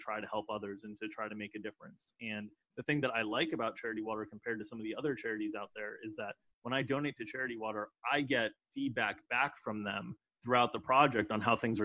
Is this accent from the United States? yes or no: yes; United States; growing up in America